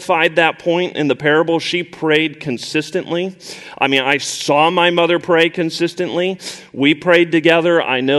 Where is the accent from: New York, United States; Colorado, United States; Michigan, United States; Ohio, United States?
Colorado, United States; moved away as an adult; also born or lived in Indiana; I grew up in Colorado, and I went away to college, went to Purdue University, which is ultimately what brought me to Faith Church